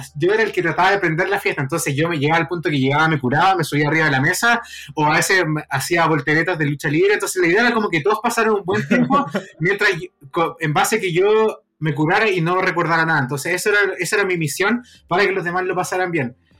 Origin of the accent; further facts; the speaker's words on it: Concepción, Biobío, Chile; en Concepción, que es la ciudad donde yo nací